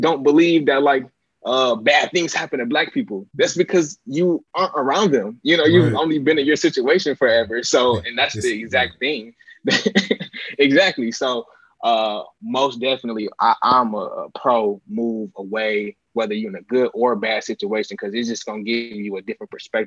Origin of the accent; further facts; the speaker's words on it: Inkster, Michigan, United States; moved away as an adult; also born or lived in East Lansing, Michigan; I'm from Inkster, Michigan